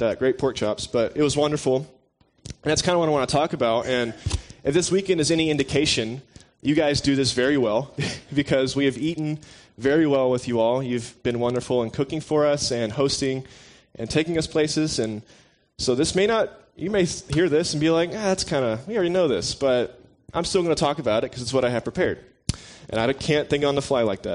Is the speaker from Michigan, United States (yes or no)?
no; Tennessee, United States; I'm born and raised in Tennessee.